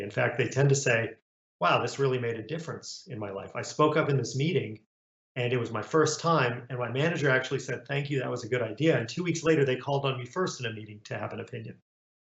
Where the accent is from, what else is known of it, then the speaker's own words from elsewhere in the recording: Romania; now in United States; I was born in Romania and came to the US as a refugee